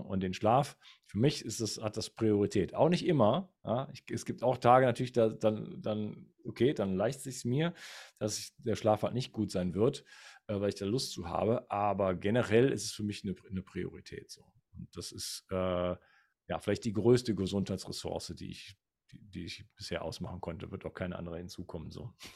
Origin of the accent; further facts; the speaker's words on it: Wuppertal, North Rhine-Westphalia, Germany; moved away; ich komme zwar ursprünglich aus Wuppertal